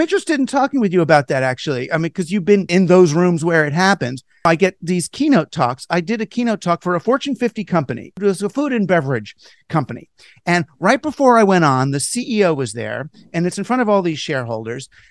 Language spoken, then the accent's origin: English; United States; as an American